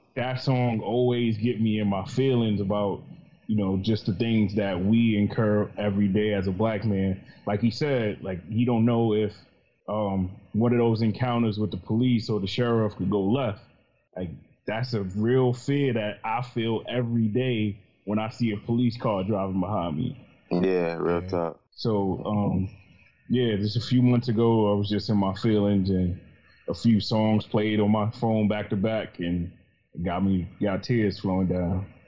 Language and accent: English; New York, United States; I'm from New York. I grew up in the projects